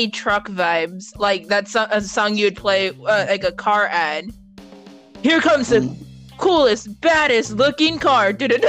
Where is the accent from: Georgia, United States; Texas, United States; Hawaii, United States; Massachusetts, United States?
Hawaii, United States; we're Hawaiian.